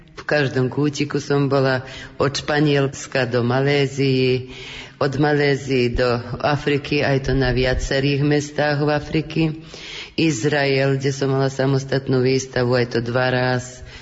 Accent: Kovačica, Vojvodina, Serbia; my sme Slováci v Srbsku, tak si obhajujeme všetko slovenské

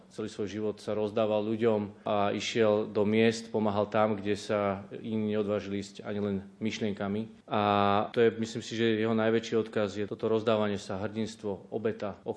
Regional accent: Žilina Region, Slovakia; A ja som bol z dediny, z Liptova, krásne.

